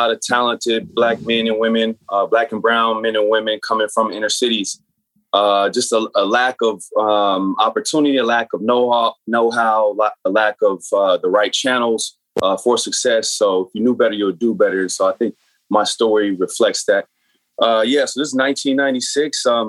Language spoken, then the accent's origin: English; San Bernardino, California, United States; So, I grew up in San Bernardino, which is inner city, much like Watts or Oakland, a lot of projects, a lot of poverty, and therefore a lot of the gangs.